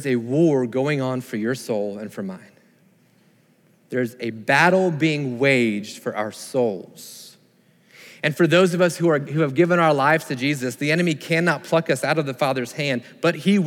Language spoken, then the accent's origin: English; Sarasota, Florida, United States; I grew up in Sarasota, Florida, and we went to the beach often, grew up kind of on the beach